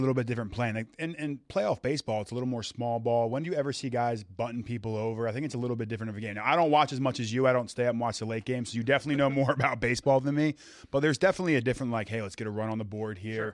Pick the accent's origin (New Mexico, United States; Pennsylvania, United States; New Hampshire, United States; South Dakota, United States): Pennsylvania, United States; Philadelphia; I grew up in Philadelphia.